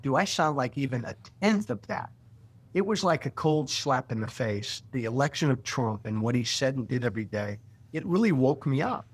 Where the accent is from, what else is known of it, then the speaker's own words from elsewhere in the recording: Illinois, United States; my hometown in Illinois